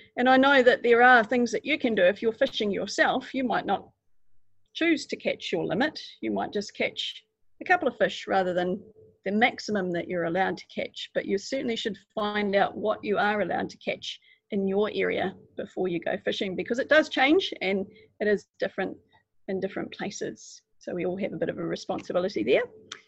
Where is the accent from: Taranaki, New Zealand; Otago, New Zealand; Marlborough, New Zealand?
Otago, New Zealand; I'm from Otago, and I do lots of exploring around a place called Fiordland.